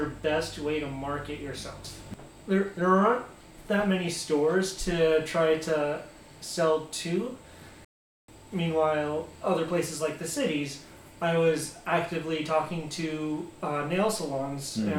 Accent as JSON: {"language": "English", "region": "Arizona", "country": "United States", "said": "I'm from Arizona"}